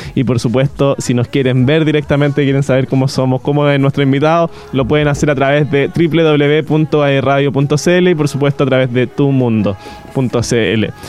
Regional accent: Chile

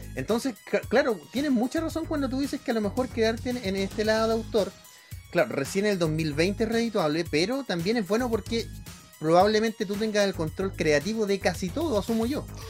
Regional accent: Santiago, Santiago Metropolitan Region, Chile; yo, yo crecí ahí en Barrio San Diego, en Santiago

